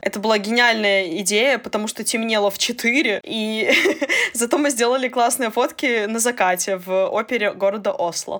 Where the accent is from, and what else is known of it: Belarus; also born or lived in Portugal